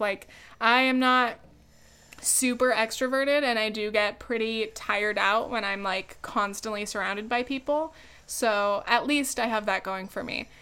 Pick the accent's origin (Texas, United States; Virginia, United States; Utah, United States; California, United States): California, United States; moved away as an adult; now in New York, United States; I could go back to California, but I, if, I, I don't have any roots there. even though it's, like, my home state, more than anywhere else